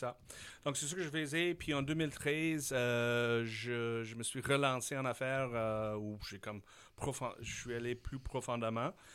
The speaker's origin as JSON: {"language": "French", "region": "Saskatchewan", "country": "Canada", "also_born_or_lived": "Switzerland / Taiwan", "second_language": "French", "moved": "as an adult", "lives_now": "Quebec, Canada", "said": "je suis un gars de la Saskatchewan"}